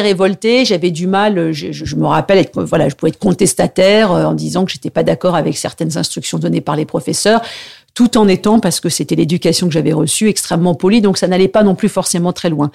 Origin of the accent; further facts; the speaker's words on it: Paris, Île-de-France, France; je suis vraiment un pur produit, euh, enfin, je de, province, mais je suis né à Paris.